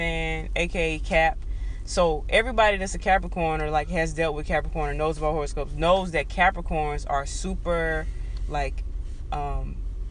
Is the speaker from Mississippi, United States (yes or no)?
yes; Mississippi, United States; 20 years of growing up in Mississippi